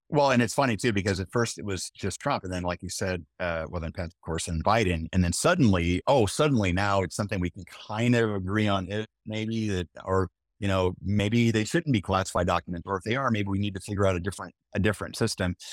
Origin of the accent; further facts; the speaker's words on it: Omaha, Nebraska, United States; born or raised there